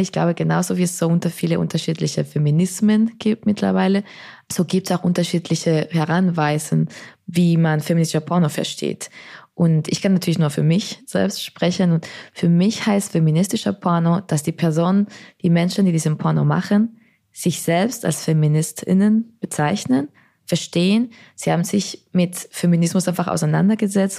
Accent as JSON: {"language": "German", "country": "Spain", "tie": "born or raised there", "moved": "yes", "lives_now": "Berlin, Germany", "said": "ich bin in Spanien aufgewachsen"}